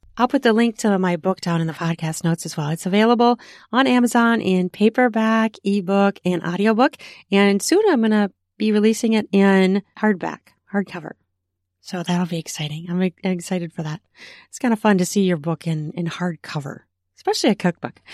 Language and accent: English; Minnesota, United States; my home state of Minnesota